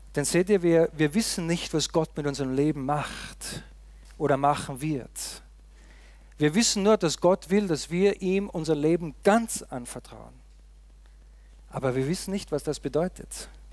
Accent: Austria; moved away; Ich komme ja aus dem tiefen Österreich, wie man gesehen hat, da in den Bergen, wo es fast nur Schnee gibt und sonst nicht viel

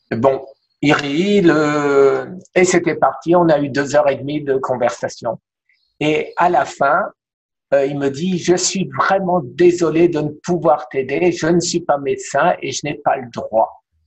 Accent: Strasbourg, Grand Est, France; now in Miami, United States; à Strasbourg, ma ville natale

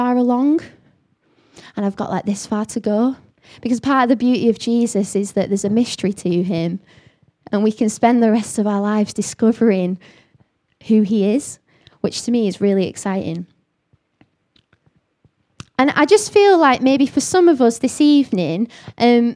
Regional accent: the north of England, United Kingdom; accent: northern; I've got a northern accent

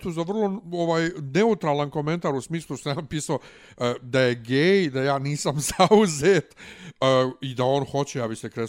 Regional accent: Bosnia & Herzegovina; now in Belgrade, Serbia; ja sam veći balvan iz Bosne od tebe.

